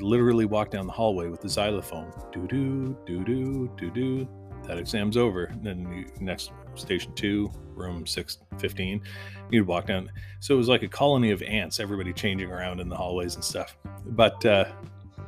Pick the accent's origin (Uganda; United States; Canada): Canada; as a Canadian